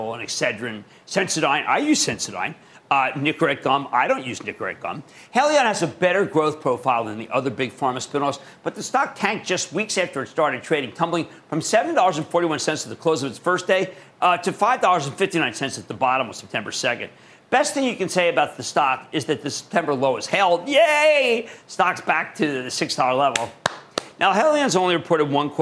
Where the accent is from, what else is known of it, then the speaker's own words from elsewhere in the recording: Philadelphia, Pennsylvania, United States; accent: Philadelphia; That's my Philadelphia accent